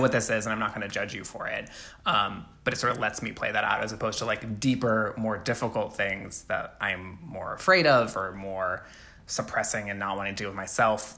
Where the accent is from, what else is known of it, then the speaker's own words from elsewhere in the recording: Alabama, United States; I grew up in Alabama